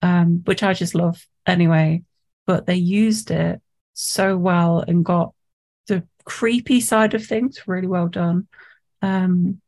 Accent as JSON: {"language": "English", "area": "Nottinghamshire", "region": "East Midlands", "country": "United Kingdom", "moved": "yes", "said": "because I'm from Nottinghamshire, I was thinking about going back to Notts"}